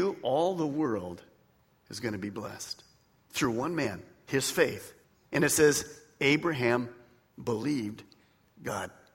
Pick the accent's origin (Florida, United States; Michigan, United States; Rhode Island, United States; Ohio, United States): Michigan, United States; Detroit; I was raised in Detroit